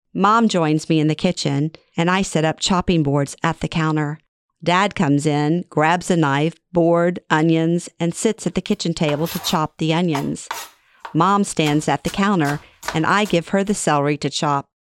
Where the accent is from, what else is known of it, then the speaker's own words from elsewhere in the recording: Louisiana, United States; moved away; moving back to my hometown in Louisiana after thirty-six years